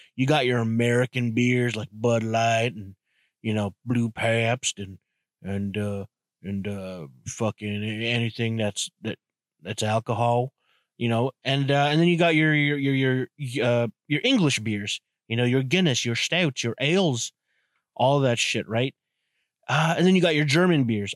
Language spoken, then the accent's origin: English; Canada; I'm from Canada